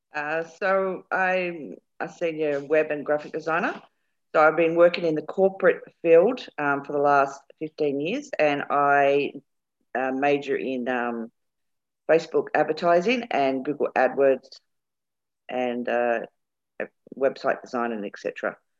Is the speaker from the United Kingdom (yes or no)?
yes; England, United Kingdom; moved away; also born or lived in Birmingham; We're both English